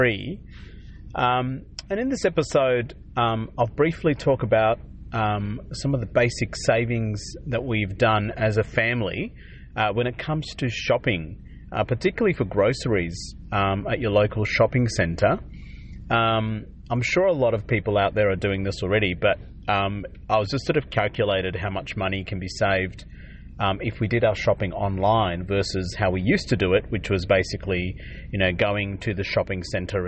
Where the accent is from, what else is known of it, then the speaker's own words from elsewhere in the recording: Adelaide, South Australia, Australia; I grew up in South Australia, Adelaide